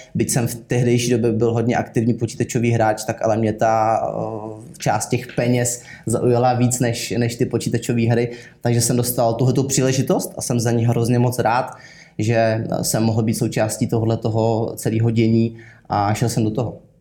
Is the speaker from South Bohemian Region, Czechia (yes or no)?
yes; Kaplice, South Bohemian Region, Czechia; pocházím z Kaplice, což je malá vesnice, kousíček za Českým Krumlovem směrem k rakouským hranicím